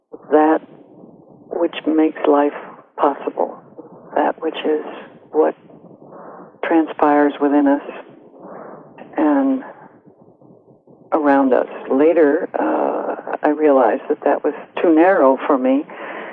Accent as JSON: {"language": "English", "town": "Gates Mills", "region": "Ohio", "country": "United States", "tie": "born or raised there", "also_born_or_lived": "Colorado", "moved": "as an adult", "said": "I grew up outside of Cleveland, Ohio, in a little village called Gates Mills, just east of Cleveland"}